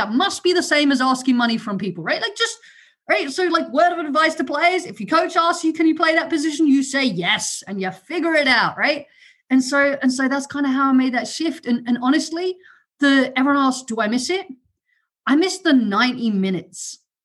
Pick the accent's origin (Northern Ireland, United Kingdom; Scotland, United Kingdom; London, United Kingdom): London, United Kingdom; accent: London; first language German; English is a second language; moved away; also born or lived in Germany / Southwest Virginia / England; We moved to London when I was younger with for my dad's job. I did not know any English except cheese, please. And I went to school in London and I decided I wanted to sound like those kids, copied their accent